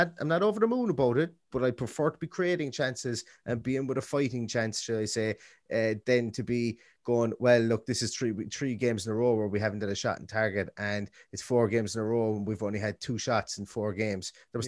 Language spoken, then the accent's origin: English; Ireland; we're two fellas from Ireland